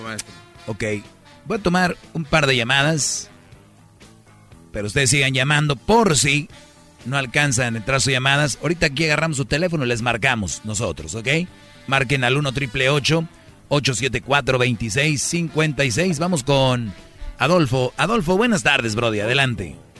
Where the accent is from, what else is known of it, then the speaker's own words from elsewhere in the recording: San Nicolás de los Garza, Nuevo León, Mexico; nacido en San Nicolás de los Garza, en Monterrey, Nuevo León